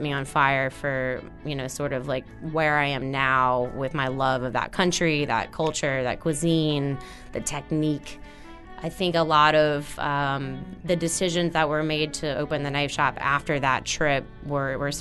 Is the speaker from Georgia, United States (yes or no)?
no; Paincourtville, Louisiana, United States; also born or lived in Napa Valley, California; now in New Orleans, United States; I grew up in Pankerville, Louisiana, between Pankerville and Napoleonville, in Assumption Parish along Bayou Lafourche.